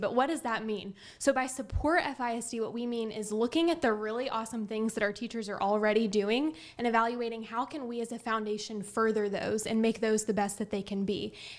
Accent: Friendswood, Texas, United States; I was essentially born and raised in Friendswood, as were my parents and younger brother.

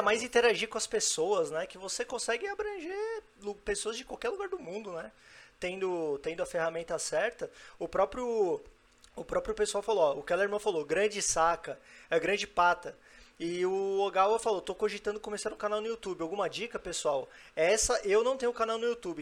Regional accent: São Paulo, Brazil; now in Brasília, Brazil; Eu sou de São Paulo, mas moro em Brasília há 14 anos

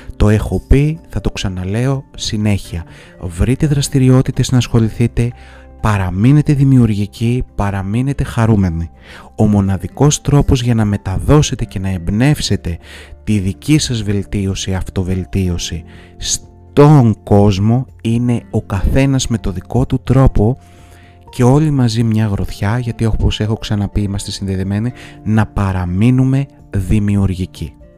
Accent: Greece; ως Έλληνες

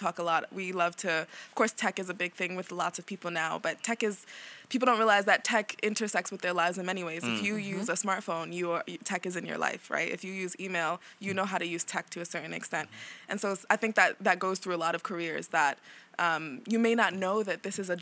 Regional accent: New York City, New York, United States; I'm from Brooklyn

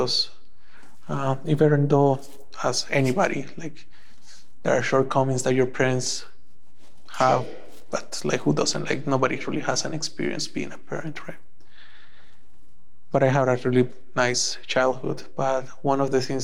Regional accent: El Salvador; moved away as an adult; now in Canada; I was born and raised in El Salvador back in 1985

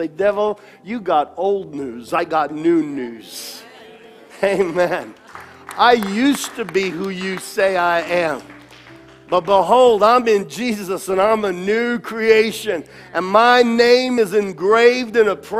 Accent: New York, United States; growing up in New York

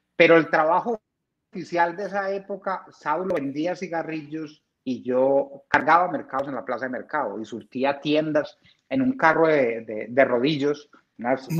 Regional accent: Marinilla, Antioquia, Colombia; also born or lived in San Félix, Bello; toda la vida la pasé en Marimilla

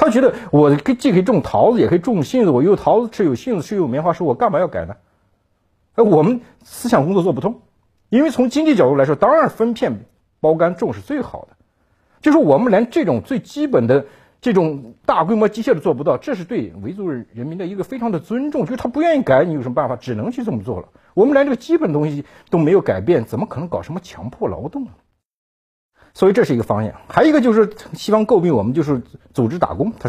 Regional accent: Xinjiang, China; 我在新疆长大，长期在新疆生活和调研

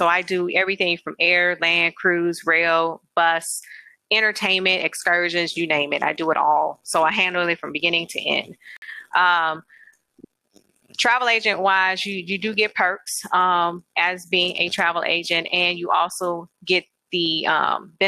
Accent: St. Louis, Missouri, United States; also born or lived in Alabama; I'm from St. Louis

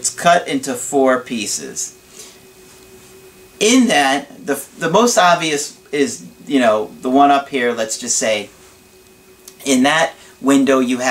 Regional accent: Long Island, New York, United States; I'm from Long Island, New York.

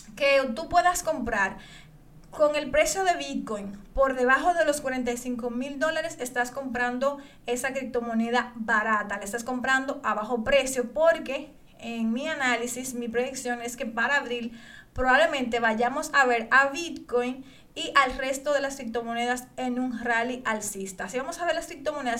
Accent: Dominican Republic; yo aquí en mi país, República Dominicana

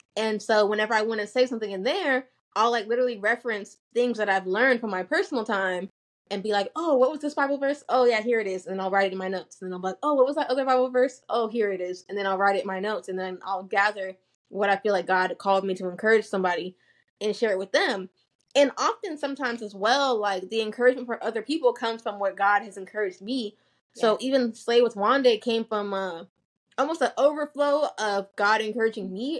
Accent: United States; also born or lived in Nigeria; a lot of us are immigrants and our parents like to do things the way that they did it in Nigeria. But then you have us who are like growing up in America

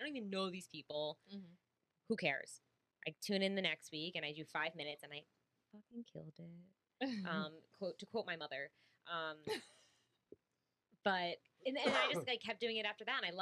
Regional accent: New Jersey, United States; I'm from just like 45 minutes north of here

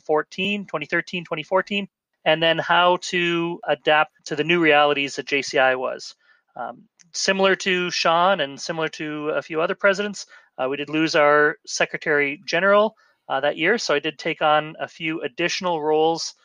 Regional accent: St. Catharines, Ontario, Canada; my hometown of in St. Catharines, Niagara Falls

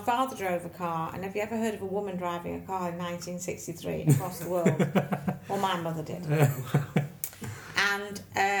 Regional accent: Manchester, North West England, United Kingdom; also born or lived in Macclesfield; I was born in Manchester.

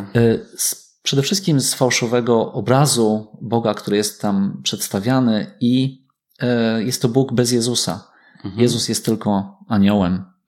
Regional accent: Myślibórz, West Pomeranian Voivodeship, Poland; Ja wychowałem się w Myśli Bożu

